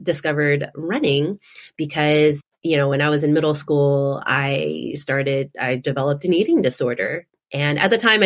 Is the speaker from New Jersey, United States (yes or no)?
no; Houston, Texas, United States; moved away as an adult; also born or lived in Austin, Texas / Orange County, California / Boston area; now in Boston, United States; my sister and I, we were born and raised in Houston, Texas